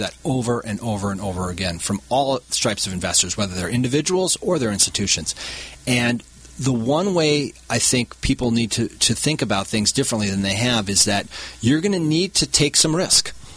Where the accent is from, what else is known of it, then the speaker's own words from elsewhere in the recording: Milwaukee, Wisconsin, United States; moved away; I grew up in the Milwaukee, Wisconsin area